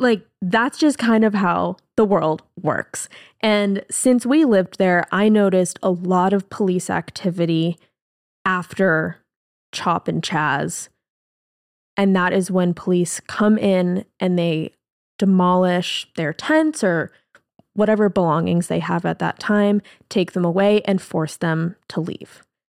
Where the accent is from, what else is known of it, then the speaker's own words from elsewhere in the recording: Seattle, Washington, United States; we're from Seattle